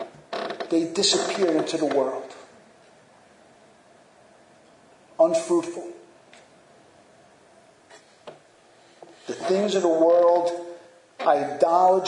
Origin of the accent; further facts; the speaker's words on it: United States; especially as American Christians